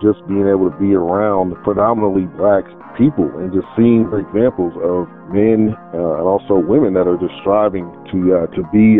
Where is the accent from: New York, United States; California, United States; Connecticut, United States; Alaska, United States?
California, United States; Richmond; moved away as an adult; also born or lived in Emeryville, California / Atlanta, Georgia; It was great growing up in California. I loved it.